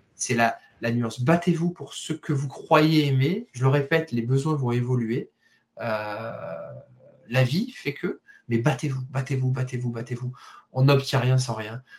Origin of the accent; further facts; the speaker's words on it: Marseille, Provence-Alpes-Côte d'Azur, France; je suis de Marseille